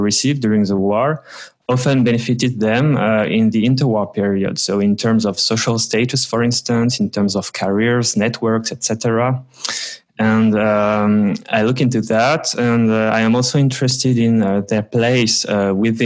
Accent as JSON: {"language": "English", "area": "Vosges mountains", "region": "Grand Est", "country": "France", "tie": "born or raised there", "said": "my hometown in the Vosges mountains, so in France, in northeastern France."}